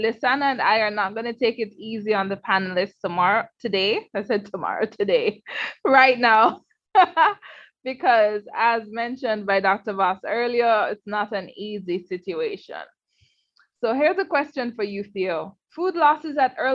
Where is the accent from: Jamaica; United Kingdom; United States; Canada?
Jamaica; I am from Jamaica, representing the Every Mickle Foundation